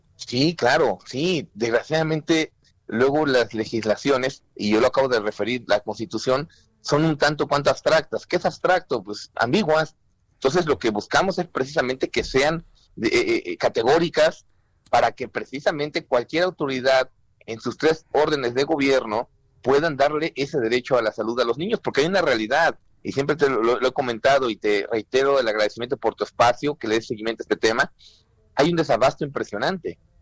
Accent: Mexico; nos sumemos como mexicanos responsables

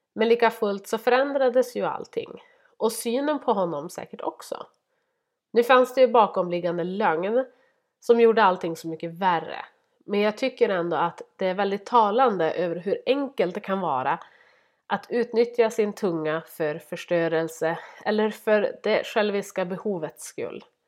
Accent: Norrland, Sweden; jag är norrlänning

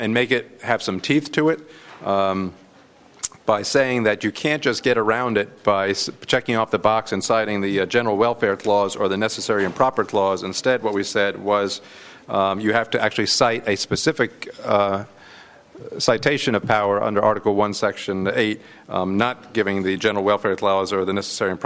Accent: New Jersey, United States; I come from New Jersey

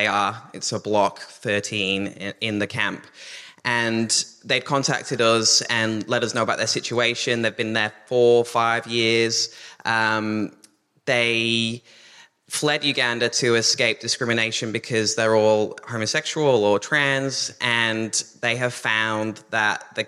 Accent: England, United Kingdom; now in Australia; I'm actually English, but I've lived there since 2007

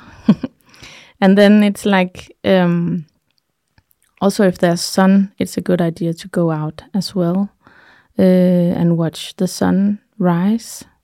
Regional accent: Denmark; also born or lived in Thy, Denmark; I'm from Jutland

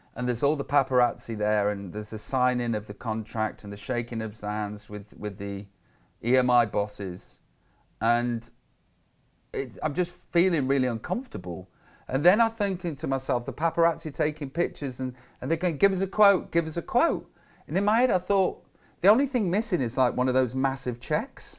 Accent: Stoke-on-Trent, West Midlands, United Kingdom; I'm just from Tunstall in Stoke on Trent

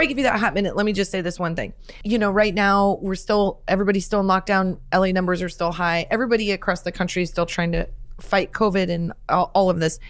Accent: Nebraska, United States; growing up in Nebraska, my mom was a teacher

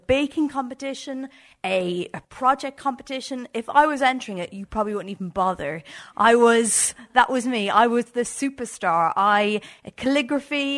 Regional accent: Ireland; as like an Irish country girl

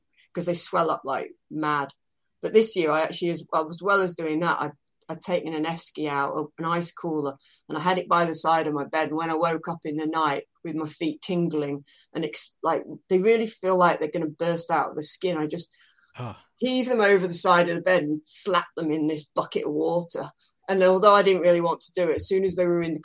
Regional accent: United Kingdom; I'm British

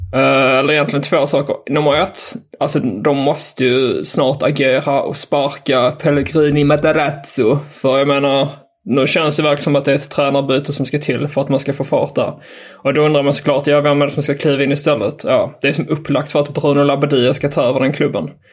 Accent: Skåne, Sweden; jag är från Skåne

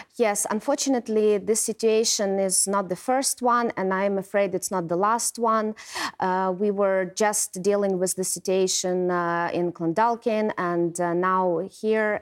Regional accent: Kyiv, Ukraine; now in Ireland; my hometown, in my country

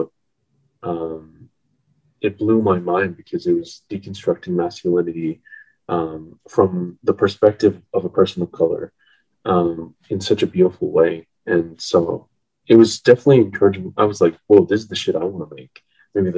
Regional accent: Edmonton, Alberta, Canada; moved away; also born or lived in Japan; I grew up in Edmonton and Alberta, and growing up I was definitely ashamed of being Asian for many years

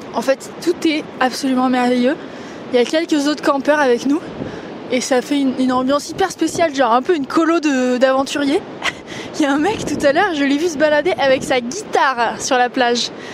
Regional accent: the Alps, France; j'ai grandi dans les Alpes

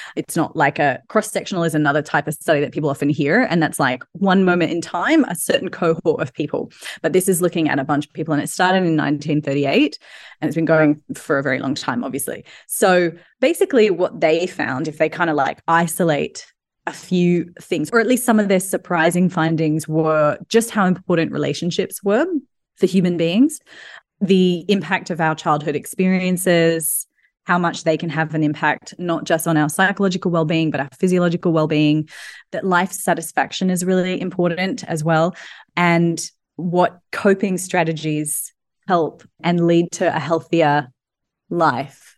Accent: Australia; now in London, United Kingdom; I'm obviously Australian

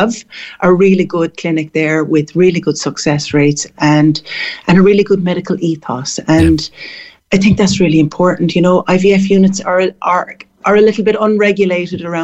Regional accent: Cork, Munster, Ireland; moved away as an adult; also born or lived in Dublin, Ireland / San Francisco, United States; now in Barbados; I'm from Cork, but I went to Dublin, to the Adelaide, to do my nursing

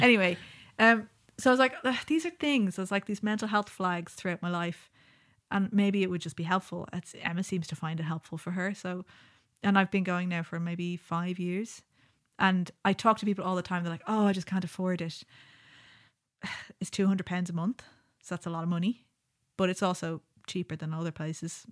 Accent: Ireland; Growing up in Ireland

